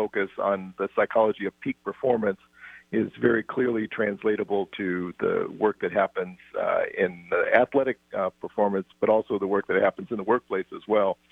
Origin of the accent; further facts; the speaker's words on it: Seattle, Washington, United States; moved away as an adult; Seattle was the place where I grew up, as you said, all the way through high school